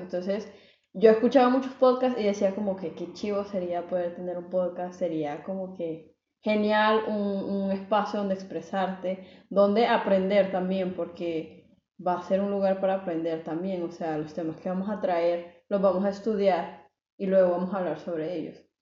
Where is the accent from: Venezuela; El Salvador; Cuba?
El Salvador; now in Belgium; vivo también en Bélgica, soy de El Salvador